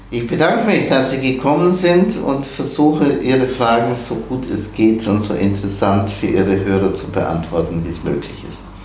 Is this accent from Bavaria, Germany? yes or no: yes; the Bavarian mountains, Germany; now in Kiel, Germany; Ich stamme aus den Bayerischen Bergen. Ich sage immer, mein Leben begann bei etwas über 1000 Höhenmetern